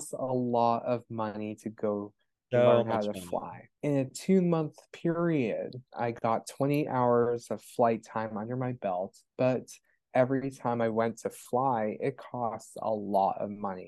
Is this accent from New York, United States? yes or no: no; Florida, United States; also born or lived in Pittsburgh, Pennsylvania; I grew up in Florida